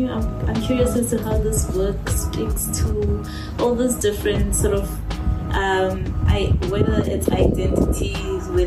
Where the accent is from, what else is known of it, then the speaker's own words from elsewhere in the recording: Mfuleni, Western Cape, South Africa; whether I'm an academic, whether I'm the girl from Mfuleni, whether I am, you know, like these different sort